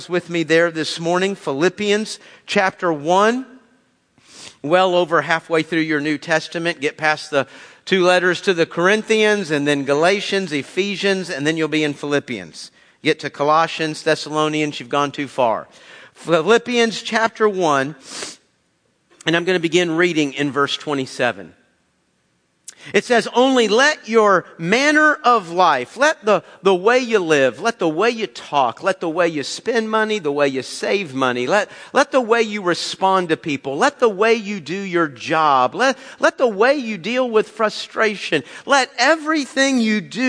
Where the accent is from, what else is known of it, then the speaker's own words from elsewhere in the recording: United States; as an American